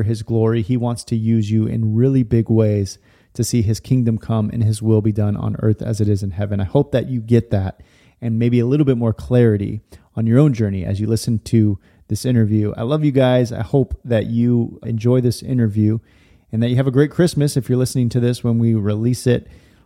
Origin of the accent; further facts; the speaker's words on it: Stockton, California, United States; I grew up in Stockton area, Lodi, Stockton.